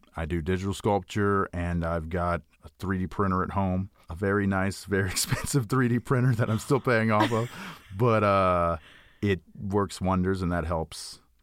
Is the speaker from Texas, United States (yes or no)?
yes; Houston, Texas, United States; I grew up in Houston, Texas